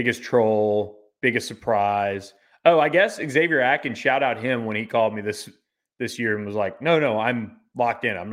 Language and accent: English; Florida, United States; we're both from Florida